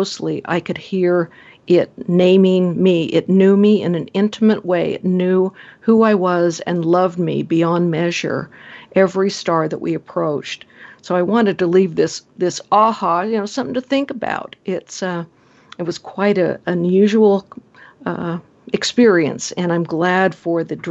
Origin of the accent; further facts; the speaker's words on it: Salt Lake City, Utah, United States; my hometown. It was going to be in Salt Lake City